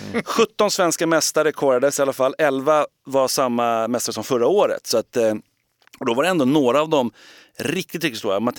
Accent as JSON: {"language": "Swedish", "town": "Gothenburg", "region": "Västra Götaland", "country": "Sweden", "said": "men jag, är, jag är från Göteborg."}